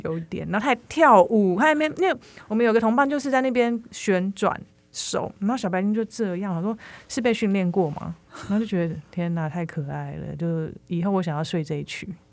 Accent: Taiwan; 我们台湾人

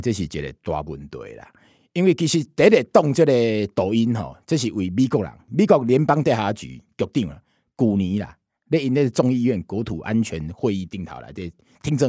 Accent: Taiwan; 你看起来又觉得，哎、欸，这个是我们台湾人自己讲的啊。

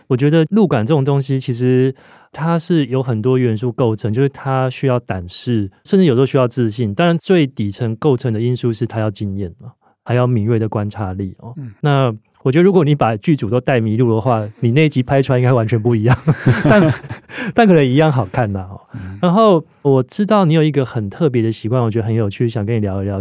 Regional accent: Taiwan; 我们从小在台湾社会长大

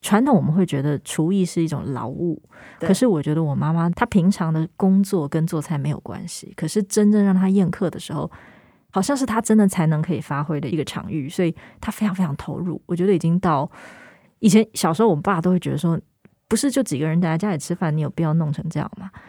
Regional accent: Hong Kong; 吊片是一种干鱿鱼，然后我们香港人都叫吊片嘛，所以吊片。

